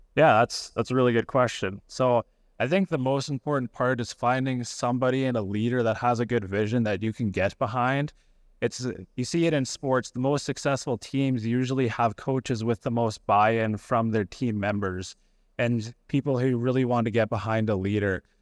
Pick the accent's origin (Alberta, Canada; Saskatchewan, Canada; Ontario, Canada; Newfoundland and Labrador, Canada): Saskatchewan, Canada; Melfort; I grew up in Melfort